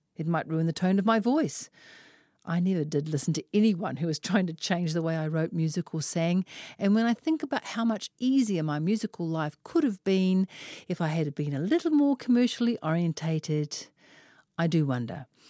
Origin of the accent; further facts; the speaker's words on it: Auckland, New Zealand; I grew up in West Auckland with three brothers surrounded by a neighbourhood full of lads